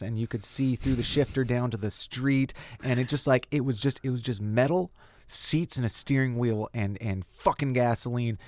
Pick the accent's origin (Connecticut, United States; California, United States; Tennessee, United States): California, United States; Lakeside; moved away as an adult; also born or lived in Brooklyn, New York; now in Los Angeles, United States; I grew up out in East County in a place called Lakeside